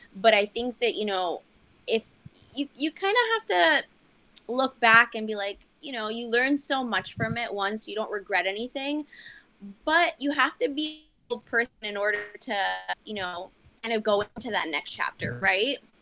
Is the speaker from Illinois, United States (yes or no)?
no; Miami, Florida, United States; also born or lived in St. Thomas, U.S. Virgin Islands; I grew up in Miami